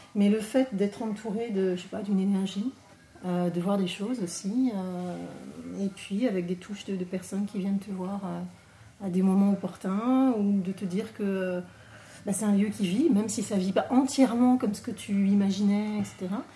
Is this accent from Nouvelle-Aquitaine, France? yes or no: no; Paris, Île-de-France, France; moved away; je viens de Paris